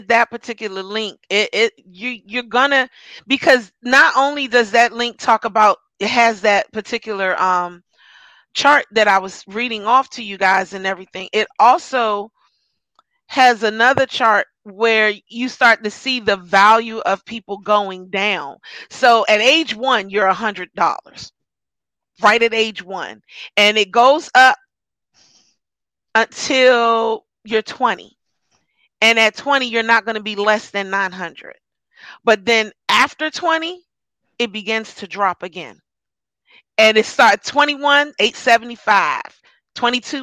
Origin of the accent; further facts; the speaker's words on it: United States; I'm an American